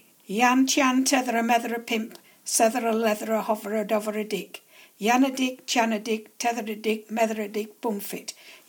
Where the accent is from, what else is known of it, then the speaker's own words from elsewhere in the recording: Lakeland, North West England, United Kingdom; This is my home. This is where I was born.